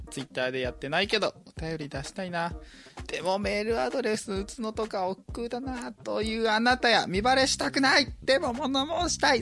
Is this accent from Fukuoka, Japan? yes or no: yes; Fukuoka, Japan; moved away; 私福岡の方に帰った